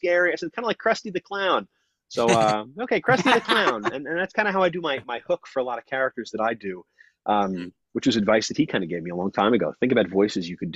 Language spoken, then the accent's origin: English; Long Island, New York, United States